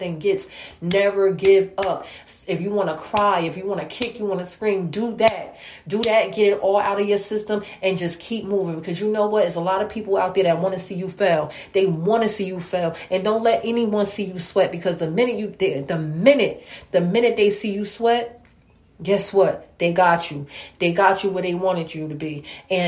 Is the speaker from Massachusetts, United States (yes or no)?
no; New Jersey, United States; I'm from New Jersey